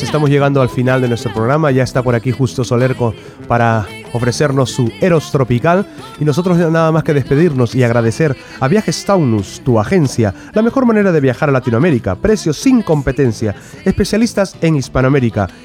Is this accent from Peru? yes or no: yes; Peru; moved away; los peruanos que, que somos, que vivimos aquí